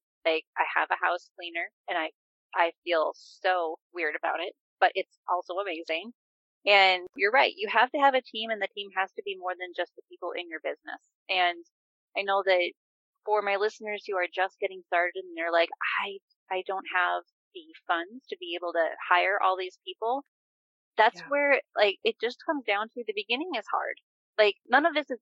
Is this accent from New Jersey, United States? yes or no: no; Wisconsin, United States; I'm from Wisconsin